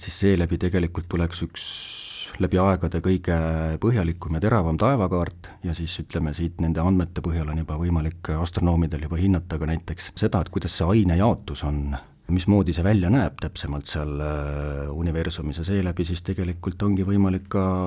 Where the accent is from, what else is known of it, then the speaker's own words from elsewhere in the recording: Sonda, Ida-Viru County, Estonia; ma ise olen Virumaalt pärit, siis Sondast olen ma pärit